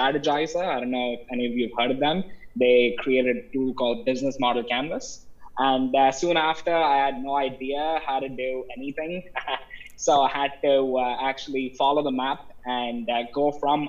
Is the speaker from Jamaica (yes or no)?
no; Chennai, Tamil Nadu, India; moved away as an adult; now in United States; I'm from Chennai, India. That's where I grew up, and that's where I got my undergraduate education.